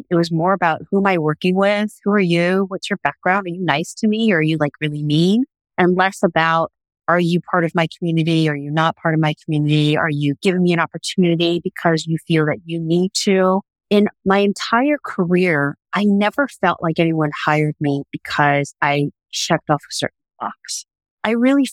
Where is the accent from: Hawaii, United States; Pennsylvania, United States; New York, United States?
New York, United States; New York City; growing up in Brooklyn and going to school in Brooklyn